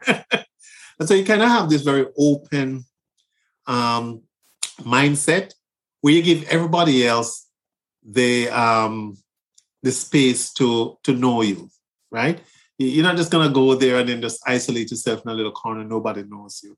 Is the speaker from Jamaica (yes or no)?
yes; Kingston, Jamaica; moved away as an adult; now in United States; I'm from Kingston, Jamaica. I grew up in on the Highlands.